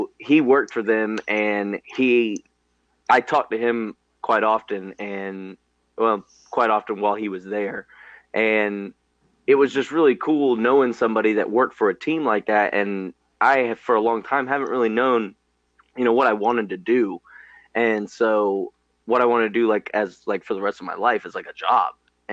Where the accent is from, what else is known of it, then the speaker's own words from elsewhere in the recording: Georgia, United States; growing up in Georgia